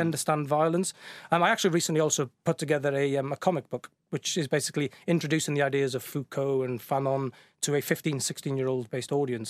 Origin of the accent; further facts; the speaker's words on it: the Welsh mining valleys, Wales, United Kingdom; moved away; also born or lived in Bristol; I grew up in the Welsh mining valleys